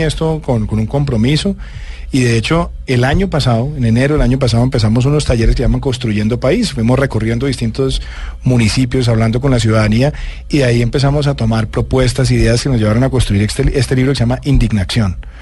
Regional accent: Bogotá, Colombia; also born or lived in Medellín; me vine a Bogotá

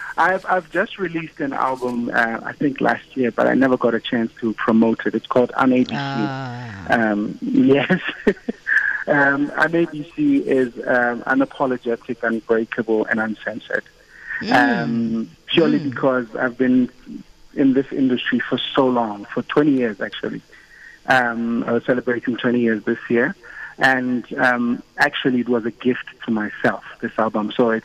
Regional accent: South Africa; people will get to experience us as a South African artist.

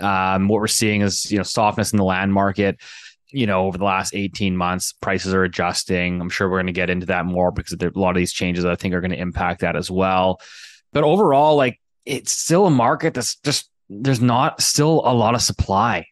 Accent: Richmond, British Columbia, Canada; I grew up in Richmond, BC

